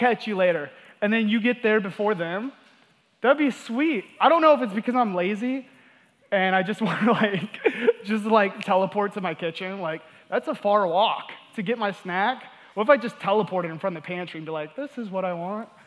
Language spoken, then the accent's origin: English; Georgia, United States; also born or lived in Wyoming; we moved from Wyoming down to Georgia, and my parents, you know, they got divorced, and I kind of grew up in a home without a father's presence.